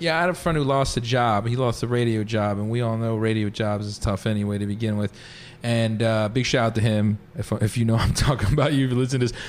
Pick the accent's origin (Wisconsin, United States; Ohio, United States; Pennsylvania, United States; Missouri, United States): Pennsylvania, United States; Philadelphia; also born or lived in Pittsburgh; I went to Pittsburgh, so I was from Philly.